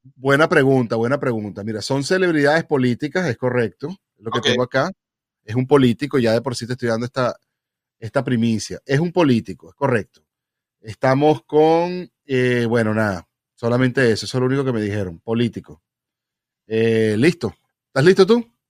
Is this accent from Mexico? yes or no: no; Venezuela; yo como buen venezolano